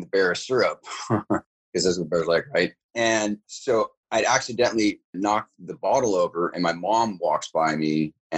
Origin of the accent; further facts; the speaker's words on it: California, United States; also born or lived in Bad Aibling, Germany; moved to California, back to California, because I was born in Germany, but moved back to California